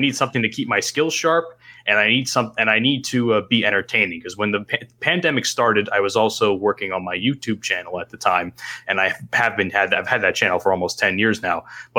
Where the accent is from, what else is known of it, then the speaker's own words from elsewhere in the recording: New Jersey, United States; I'm from New Jersey.